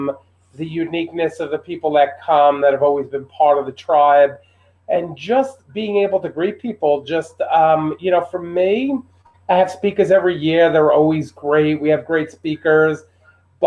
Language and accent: English; New York City, New York, United States; I was from Brooklyn